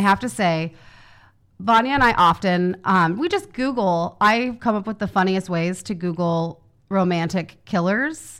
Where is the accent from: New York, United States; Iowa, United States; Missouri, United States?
Missouri, United States; Kansas City; I'm from Kansas City.